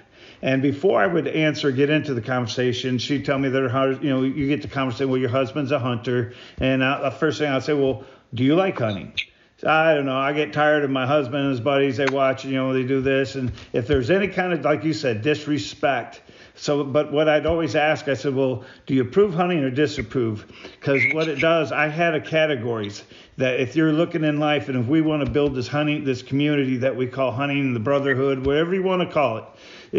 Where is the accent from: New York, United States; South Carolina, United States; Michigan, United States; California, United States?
Michigan, United States; I came from Michigan, and Michigan, it was so tough.